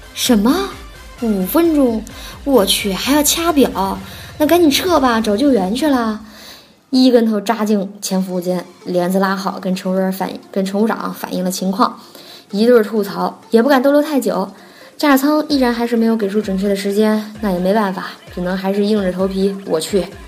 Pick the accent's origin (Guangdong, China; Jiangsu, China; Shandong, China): Jiangsu, China; Nanjing; first language Nanjing dialect; 我是南京人